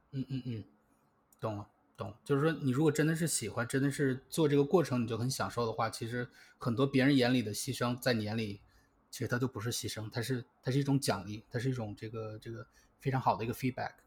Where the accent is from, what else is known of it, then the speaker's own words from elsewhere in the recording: China; 我们中国人